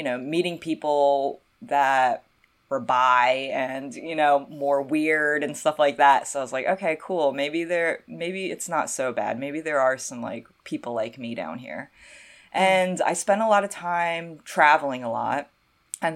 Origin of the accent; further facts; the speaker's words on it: North Carolina, United States; my hometown